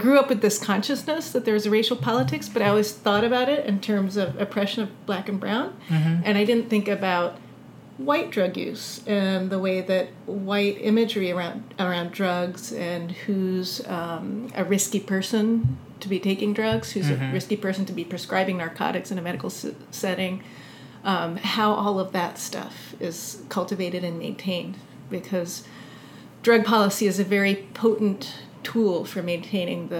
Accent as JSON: {"language": "English", "country": "United States", "tie": "born or raised there", "said": "growing up in America"}